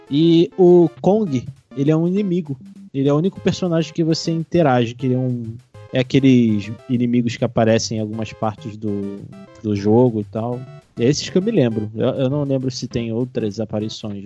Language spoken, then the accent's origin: Portuguese; Rio de Janeiro, Brazil; moved away; eu sou lá do Rio de Janeiro